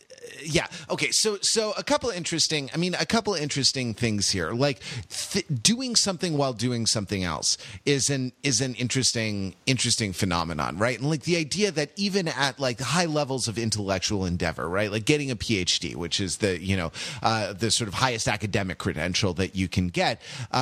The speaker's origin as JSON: {"language": "English", "region": "California", "country": "United States", "tie": "born or raised there", "said": "I grew up in California, so I was in a new state, dealing with snow for basically the first time in my life"}